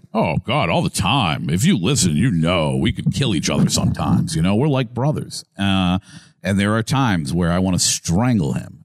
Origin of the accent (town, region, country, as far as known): Massachusetts, United States; born or raised there; moved away as an adult; now in Tampa, United States